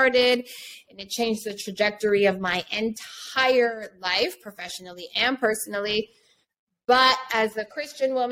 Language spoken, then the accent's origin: English; Hartford, Connecticut, United States; also born or lived in New York; now in Los Angeles, United States; I'm from Hartford, Connecticut, but I lived in New York for 20 years. And now I currently live